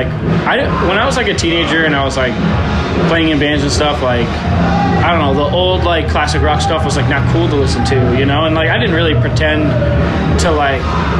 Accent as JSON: {"language": "English", "region": "Massachusetts", "country": "United States", "moved": "as an adult", "lives_now": "California, United States"}